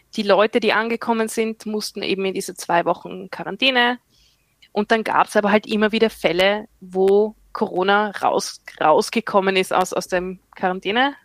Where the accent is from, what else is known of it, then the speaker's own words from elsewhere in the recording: Austria; moved away as an adult; now in Queensland, Australia; bin Österreicherin, lebe im Ausland